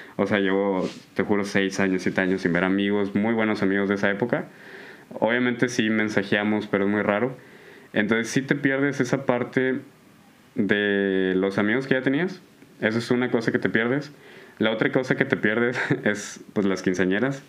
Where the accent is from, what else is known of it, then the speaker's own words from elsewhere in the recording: Allende, Nuevo León, Mexico; yo soy de, de Allende, Nuevo León, eh, para el sur de, del de Monterrey